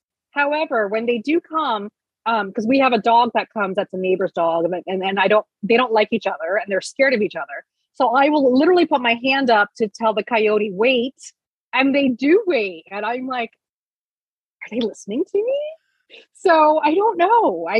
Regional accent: Reno, Southwest, United States; moved away as an adult; also born or lived in El Paso / New York; now in Arizona, United States; No, I was raised mostly in the Southwest, like Reno, El Paso. My parents really loved moving us every couple years. And then I moved to New York at 18, and then I stayed there until 2016.

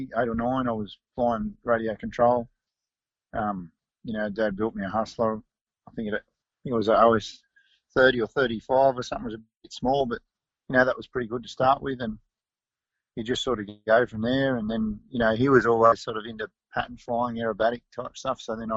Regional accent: Taree, New South Wales, Australia; also born or lived in Sydney; I was born in Sydney, but then we moved up to Old Barton, just near Taree, when I was one

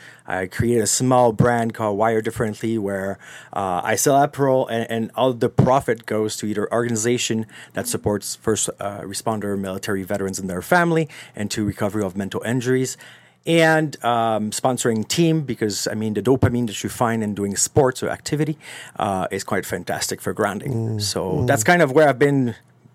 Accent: Montreal, Quebec, Canada; English is a second language; I'm from Montreal. Learn English way later. I was raised in that old mentality of English people are bad and so on and so forth, right?

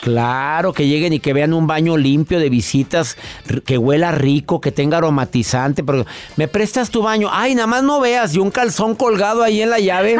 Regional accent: Monterrey, Nuevo León, Mexico; en mi ciudad, en donde yo nací, en Monterrey

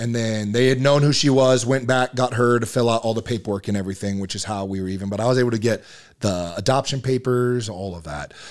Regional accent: Marietta, Georgia, United States; moved away as an adult; now in Utah, United States; born and raised in Georgia, uh, Marietta, Georgia

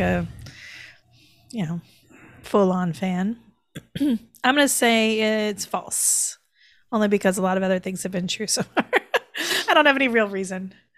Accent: the South, United States; now in New York City, United States; I'm from the South.

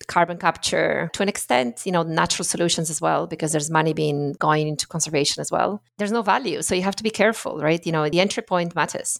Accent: Friuli-Venezia Giulia, Italy; English is a second language; also born or lived in Middle East; now in London, United Kingdom; I grew up in the north of Italy, but in a sort of ethnic minority. So, you know, when you go to school and everything is bilingual, so that's the sort of northeastern

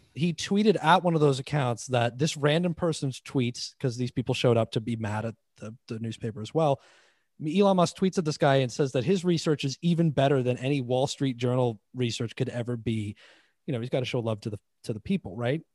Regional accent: Toronto, Ontario, Canada; I grew up in Toronto

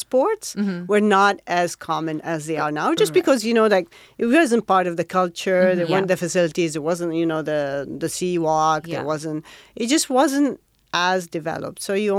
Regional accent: Riyadh, Riyadh Province, Saudi Arabia; now in Jeddah, Saudi Arabia; I was born in Riyadh, and I went to school in Riyadh. I'm originally from Mecca, but my dad had moved to Riyadh for a job, and I lived there most of my adult life until I got married, and then I moved to Jeddah.

